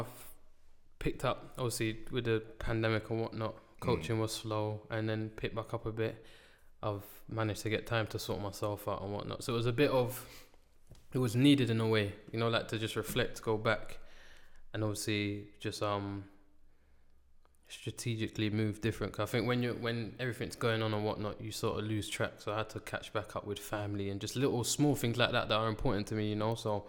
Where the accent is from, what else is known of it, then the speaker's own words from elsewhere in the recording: London, United Kingdom; named Riano, St. Raph's Estate.